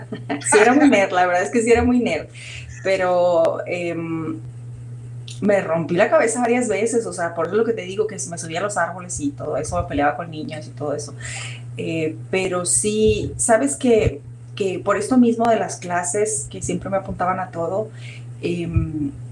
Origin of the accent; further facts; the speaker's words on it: Mazatlán, Sinaloa, Mexico; also born or lived in Sonora / Chihuahua; yo crecí, nací en Sinaloa, en Mazatlán, y luego crecí entre Sonora y Sinaloa, entre yendo de Mazatlán a Ciudad Obregón